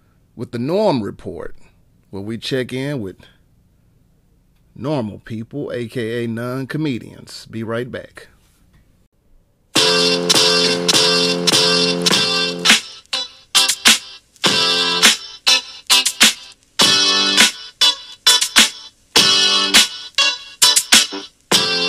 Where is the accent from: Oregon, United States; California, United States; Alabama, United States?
Alabama, United States; Birmingham; moved away as an adult; now in Nashville, United States; I was born and raised in Birmingham